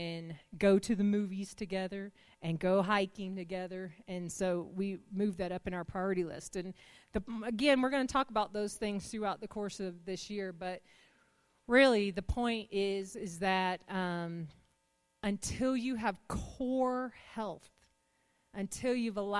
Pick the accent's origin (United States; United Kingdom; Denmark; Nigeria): United States; the South; we're from the South